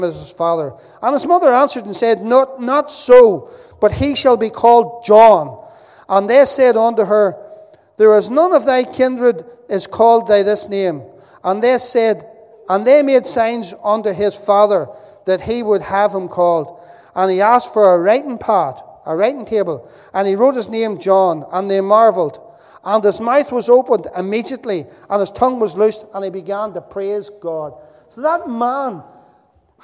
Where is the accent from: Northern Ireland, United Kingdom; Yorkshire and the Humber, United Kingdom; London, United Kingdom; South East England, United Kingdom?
Northern Ireland, United Kingdom; moved away; also born or lived in Dundalk; I was growing up in Northern Ireland